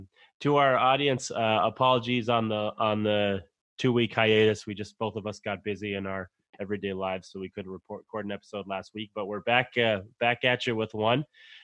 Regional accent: New Hampshire, United States; moved away; so my home state.

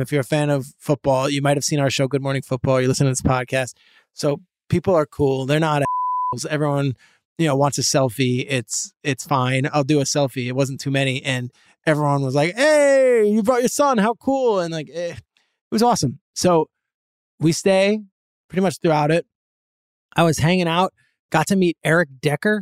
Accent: New Jersey, United States; I grew up in Jersey

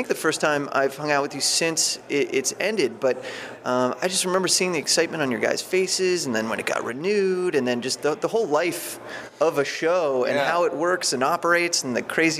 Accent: Warren, Ohio, United States; moved away; where I grew up in Warren, Ohio

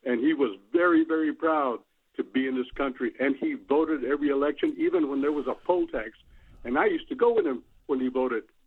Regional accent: United States; I'm an American of Mexican descent. I am not a Mexican

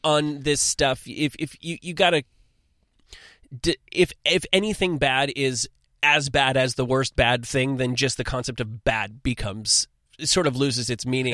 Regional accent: New Jersey, United States; also born or lived in Manhattan, New York; I'm from New Jersey, but I went to high school in Manhattan

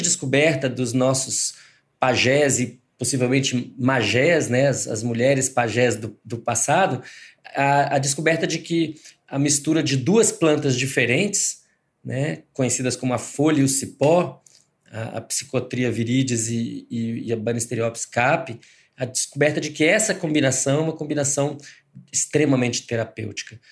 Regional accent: Brazil; eu sou eu sou brasileiro

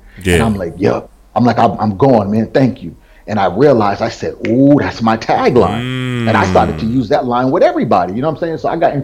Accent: Providence, Rhode Island, United States; I come from Rhode Island, that little speck on the map, you know. And most people, every time I say Rhode Island, they're like, man, they got black people there? you know, so inside of Providence, they do. And that's where I grew up

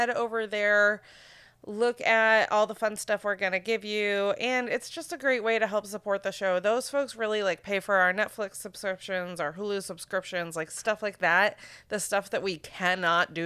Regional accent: Maine, United States; moved away; you had to go to fucking Bangor to get to JCPenney

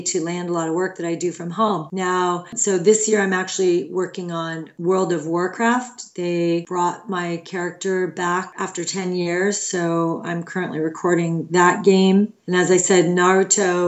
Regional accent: Los Angeles, California, United States; I grew up in Los Angeles.

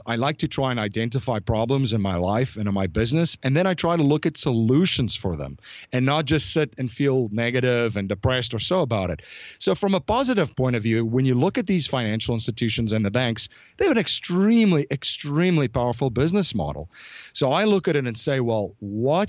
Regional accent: South Africa; growing up in South Africa, I grew up in a pretty interesting

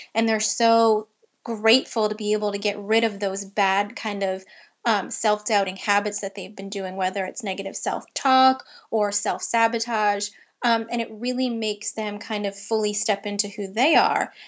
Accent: Long Island, New York, United States; I grew up in Long Island, New York

